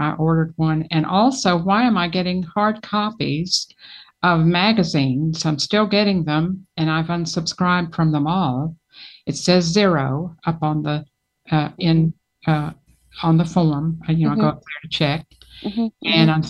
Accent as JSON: {"language": "English", "region": "Alabama", "country": "United States", "said": "I'm from Alabama."}